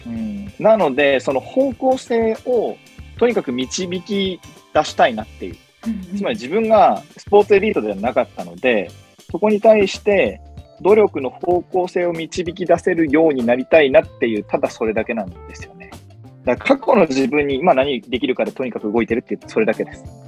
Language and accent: Japanese; Sendai, Miyagi, Japan; moved away as an adult; now in Tokyo, Japan; 僕は宮城県仙台市出身の